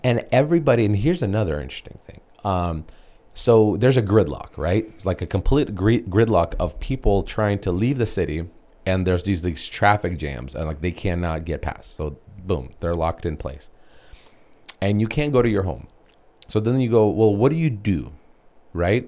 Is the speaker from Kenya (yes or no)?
no; Bryansk, Bryansk Oblast, Russia; moved away; I was born in Br-, Br-, Bryansk, Russia